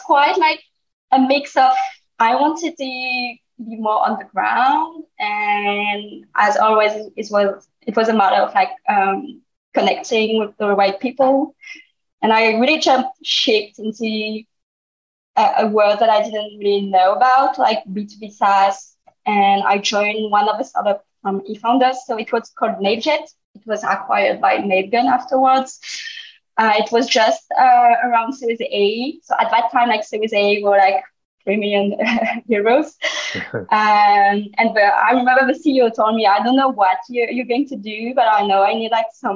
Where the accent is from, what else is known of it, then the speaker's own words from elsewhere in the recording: France; my parents are Vietnamese, but I grew up in France.